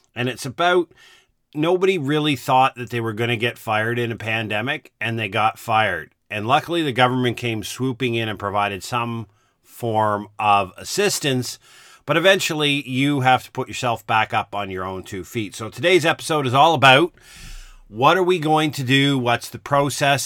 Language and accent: English; East Coast of Canada, Canada; I grew up in the East Coast of Canada